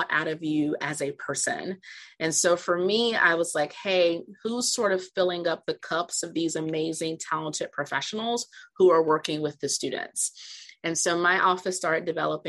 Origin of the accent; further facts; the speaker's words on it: Virginia, United States; I am from Virginia